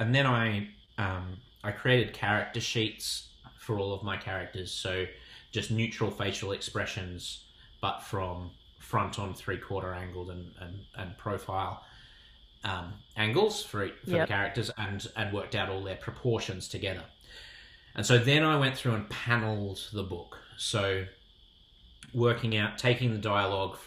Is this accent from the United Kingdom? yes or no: no; Sydney, New South Wales, Australia; I'm from Sydney